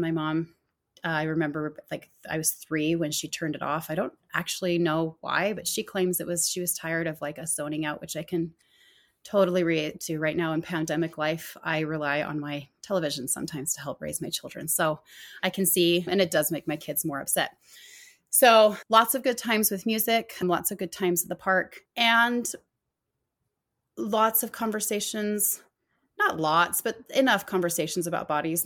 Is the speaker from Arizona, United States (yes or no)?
yes; Arizona, United States; growing up in Arizona